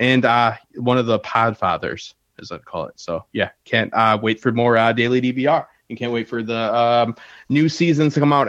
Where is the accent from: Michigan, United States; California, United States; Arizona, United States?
Michigan, United States; Detroit; Yeah, I'm from Detroit, where the water melts car parts.